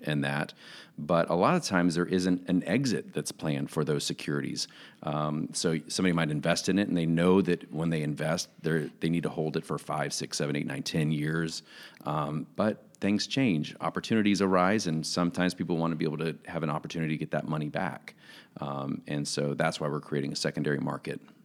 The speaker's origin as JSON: {"language": "English", "town": "Jacksonville", "region": "Florida", "country": "United States", "tie": "born or raised there", "moved": "yes", "lives_now": "Kansas, United States", "said": "I'm a guy who was born and raised in Jacksonville, Florida, so I'm a Florida guy"}